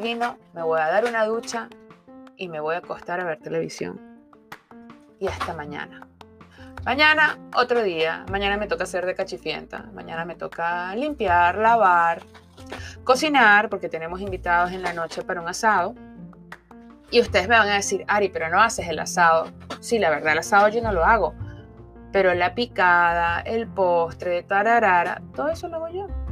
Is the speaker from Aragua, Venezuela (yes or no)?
no; Caracas, Capital District, Venezuela; moved away as an adult; now in South Florida, United States; Soy venezolana, nací en la bella ciudad de Caracas hace 45 años